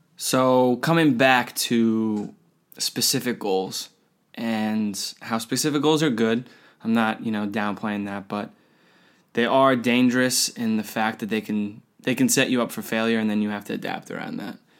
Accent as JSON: {"language": "English", "country": "United States", "said": "I'm an American"}